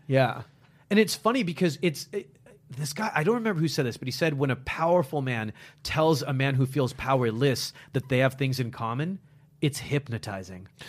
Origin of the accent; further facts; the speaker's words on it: United States; accent: American; I'm American. Listen to this accent that you guys have beaten into me